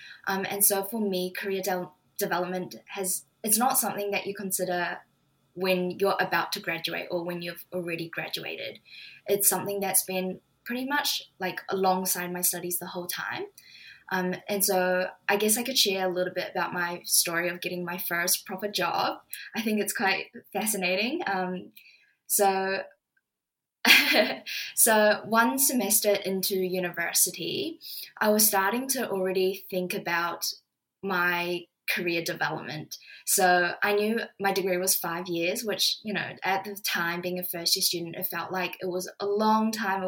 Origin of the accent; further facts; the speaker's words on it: New Zealand; moved away as an adult; now in Sydney, Australia; I'm originally from New Zealand, having moved over to Sydney to start university in 2018